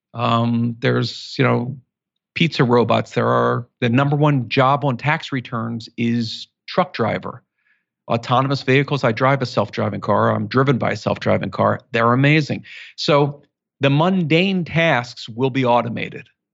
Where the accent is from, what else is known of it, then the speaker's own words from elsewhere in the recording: Philadelphia, Pennsylvania, United States; growing up in Philadelphia, we're both from Philly